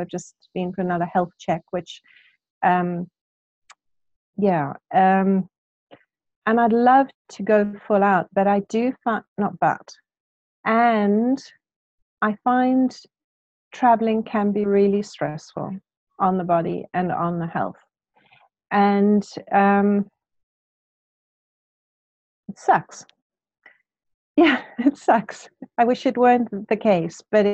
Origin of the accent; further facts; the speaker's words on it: Cape Town, Western Cape, South Africa; now in United Kingdom; I'm originally from Cape Town.